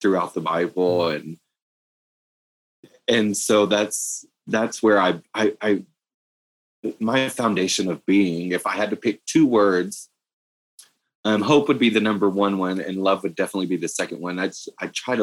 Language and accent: English; East Texas, United States; moved away as an adult; also born or lived in Austin, Texas; now in Denver, United States; this is the longest place I've lived outside of growing up in East Texas